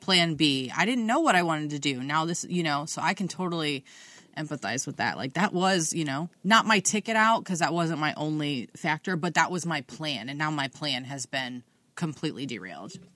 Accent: Ohio, United States; at least where we're from, you have to drive through Marion on seventy-five

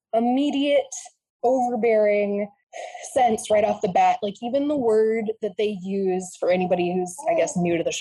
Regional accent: Vermont, United States; I grew up in Vermont

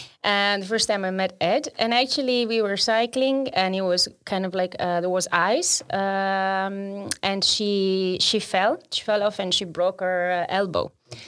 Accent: Trento, Trentino-Alto Adige, Italy; now in Amsterdam, Netherlands

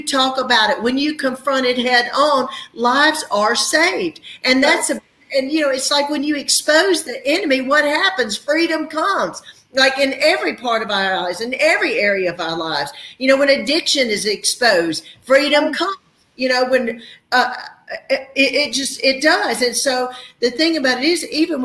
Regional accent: the South, United States; we're from the South, we're the Bible Belt

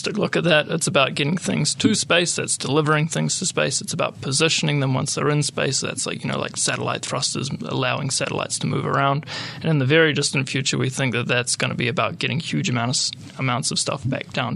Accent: Hamilton, Waikato, New Zealand; also born or lived in Wellington / Netherlands / Germany; I'm a Kiwi. I was born in Wellington, raised in Hamilton. Did all my schooling and high school and stuff here

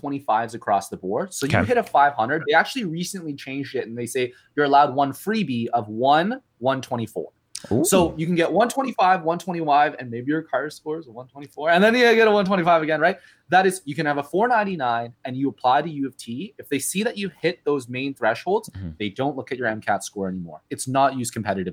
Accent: Ontario, Canada; I grew up in Ontario

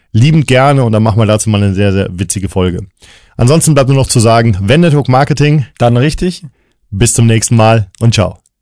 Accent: Cologne, North Rhine-Westphalia, Germany; ich bin Kölner

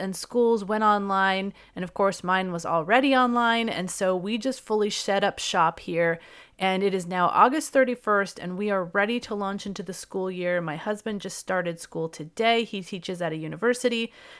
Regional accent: California, United States; So, as many of you know, I'm from California.

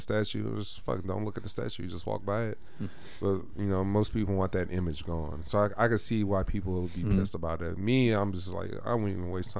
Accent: the South, United States; also born or lived in New Orleans, Louisiana; me growing up in the South.

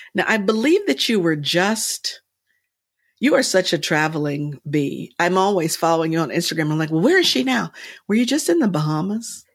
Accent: Princeton, New Jersey, United States; I was raised in Princeton at an A M E church.

